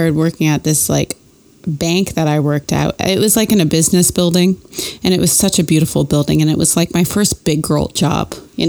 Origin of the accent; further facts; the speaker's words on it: Canada; moved away; when I moved down here, like, I'm from Canada. I didn't know anybody down here